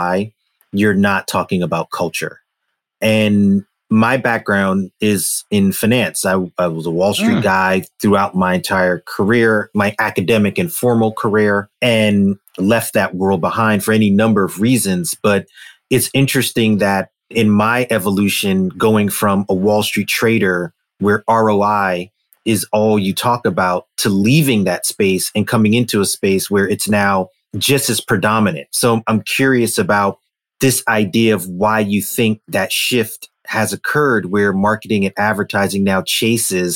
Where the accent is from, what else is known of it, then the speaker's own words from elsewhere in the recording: New York City, New York, United States; I'm a kid from Brooklyn